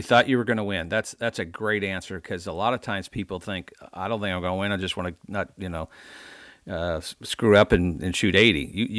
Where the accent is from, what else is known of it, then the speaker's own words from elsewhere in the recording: Mississippi, United States; at Annandale in my home state, in Madison, Mississippi.